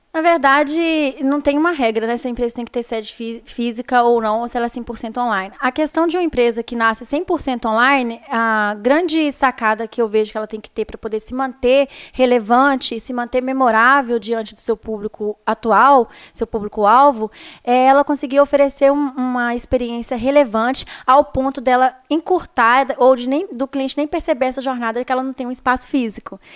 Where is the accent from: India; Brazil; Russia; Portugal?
Brazil; Viçosa, Minas Gerais; also born or lived in Teixeiras; now in Belo Horizonte, Brazil; sou de Viçosa